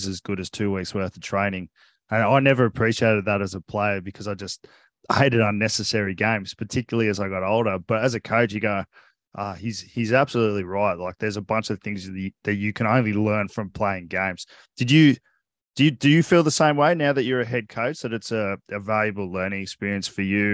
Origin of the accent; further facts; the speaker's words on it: Coffs Harbour, New South Wales, Australia; now in Cronulla, Australia; growing up in Coffs Harbour, you drive 2 hours for an hour training session to Port Macquarie